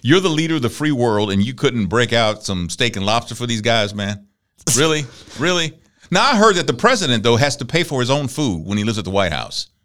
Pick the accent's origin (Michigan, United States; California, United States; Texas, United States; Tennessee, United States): Texas, United States; Galveston; I grew up in Galveston.